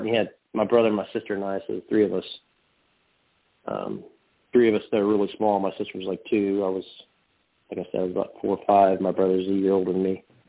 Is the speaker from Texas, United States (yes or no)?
yes; Texas, United States; also born or lived in Odessa, Texas; born and raised in Texas, uh, born in Odessa, actually, great football uh, part of the world, and um, relocated to uh, Central Texas